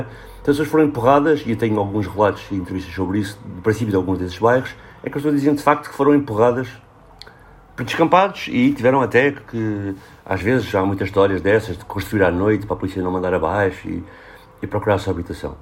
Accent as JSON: {"language": "Portuguese", "region": "Lisbon", "country": "Portugal", "tie": "born or raised there", "said": "eu cresci aqui em Lisboa e trabalho na área metropolitana"}